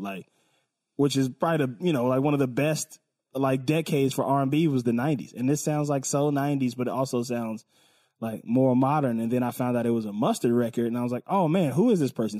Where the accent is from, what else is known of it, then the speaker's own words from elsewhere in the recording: West Coast, United States; I'm from the West Coast